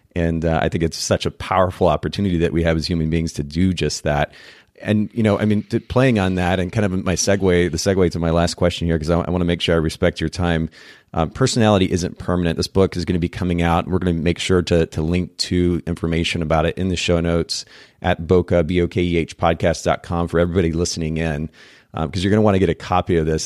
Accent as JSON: {"language": "English", "country": "Japan", "tie": "born or raised there", "said": "I grew up in Japan"}